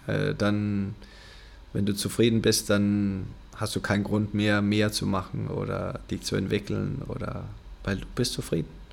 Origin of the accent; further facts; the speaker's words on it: Denmark; German is a second language; moved away; ich habe diesen kleinen Verein da in, in Dänemark, äh, weit weg von alles